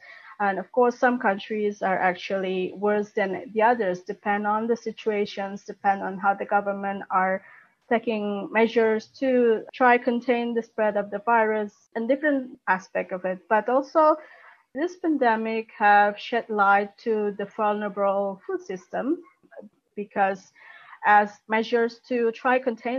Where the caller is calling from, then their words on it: Jakarta, Indonesia; I'm speaking here from Jakarta, actually, where the COVID pandemic has still hitting hard.